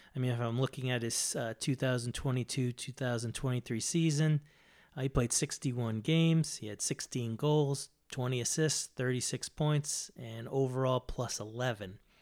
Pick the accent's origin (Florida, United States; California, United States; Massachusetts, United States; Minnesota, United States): Massachusetts, United States; Boston; moved away; I'm from Boston originally. uh, since moved.